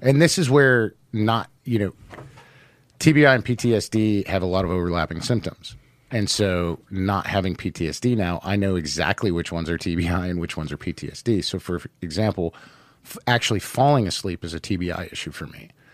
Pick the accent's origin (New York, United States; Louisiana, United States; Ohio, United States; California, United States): Ohio, United States; Cleveland; I'm from Cleveland